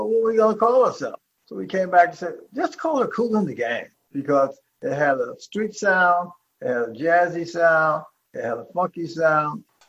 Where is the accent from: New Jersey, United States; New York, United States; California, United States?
New Jersey, United States; Jersey City; also born or lived in Youngstown, Ohio; I was born in Youngstown, Ohio, my brother and I. We moved to Jersey City in 1960